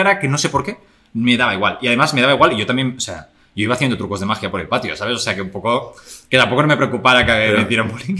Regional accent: El Masnou, Catalonia, Spain; yo nací en el Masnou en 1995.

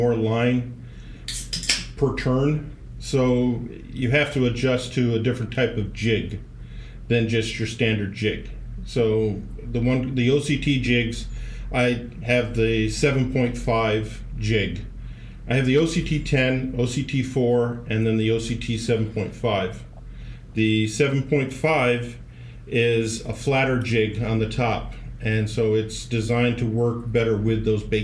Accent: Florida, United States; moved away as an adult; now in California, United States; I grew up in Florida. My backyard was a dock

